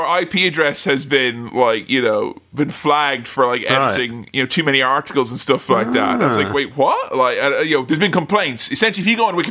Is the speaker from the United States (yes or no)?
no; Delvin, Ireland; moved away; my hometown of Delvin